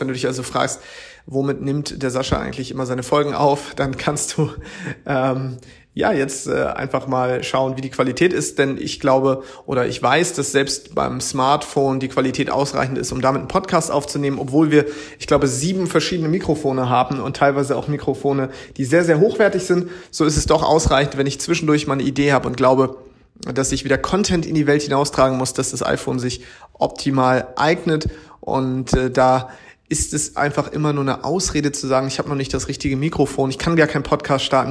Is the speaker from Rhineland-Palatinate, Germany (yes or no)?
no; Schleswig-Holstein, Germany; moved away as an adult; now in Hamburg, Germany; ich komme ja aus Schleswig-Holstein